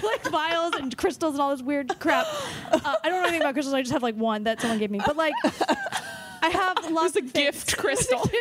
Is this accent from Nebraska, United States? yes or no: no; Los Angeles, California, United States; I'm from Los Angeles.